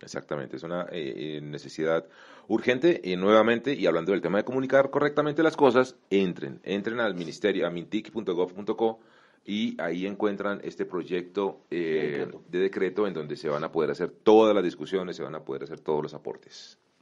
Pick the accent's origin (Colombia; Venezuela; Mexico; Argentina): Colombia